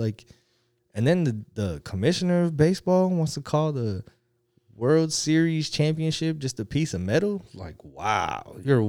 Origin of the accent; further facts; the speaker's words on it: Las Vegas, Nevada, United States; born there; I was born in Vegas.